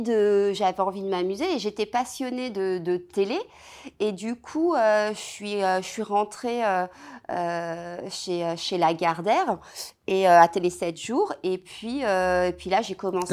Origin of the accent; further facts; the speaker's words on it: Seine-et-Marne, Île-de-France, France; j'ai grandi euh, en Seine-et-Marne, euh, voilà, dans un, dans un patelin en Seine-et-Marne, entre Provins et Melun